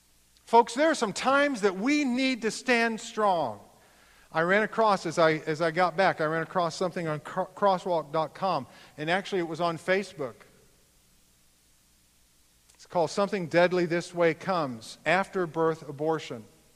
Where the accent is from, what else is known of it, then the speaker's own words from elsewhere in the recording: United States; I'm of German descent. I will not, as an American, stand up and allow this to happen on my watch.